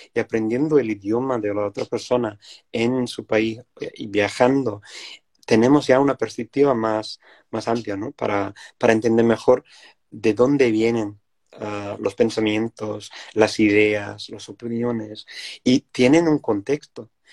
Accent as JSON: {"language": "Spanish", "region": "Wales", "country": "United Kingdom", "second_language": "Spanish", "moved": "yes", "said": "soy una persona indígena y de, mi país y, tenía que volver a, recuperar mi idioma, que era el galés, mi idioma de, mi, familia"}